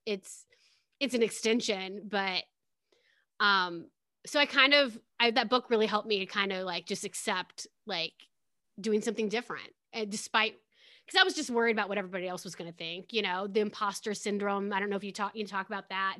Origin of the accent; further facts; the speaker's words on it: Pekin, Illinois, United States; I grew up in a town called Pekin, Illinois.